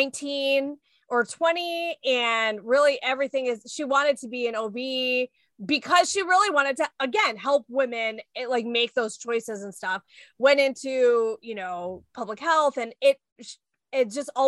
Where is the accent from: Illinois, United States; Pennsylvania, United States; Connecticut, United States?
Illinois, United States; Orland Park; I grew up in Orland